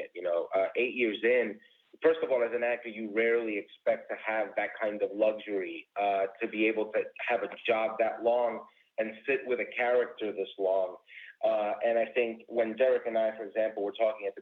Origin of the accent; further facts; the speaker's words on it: New York, United States; moved away as an adult; now in Chicago, United States; I was born and raised in New York